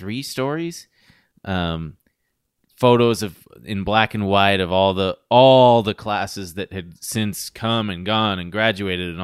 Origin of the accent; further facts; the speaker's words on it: Long Beach, California, United States; I was born and raised Reformed Jewish in Long Beach, California